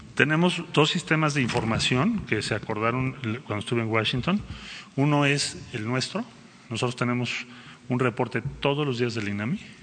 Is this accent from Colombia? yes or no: no; Mexico; como mexicanos cuando viajamos a nuestro país